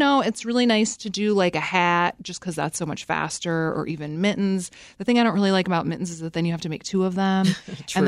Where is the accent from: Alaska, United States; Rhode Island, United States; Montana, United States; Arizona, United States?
Alaska, United States; Fairbanks; moved away; my hometown of Fairbanks, Alaska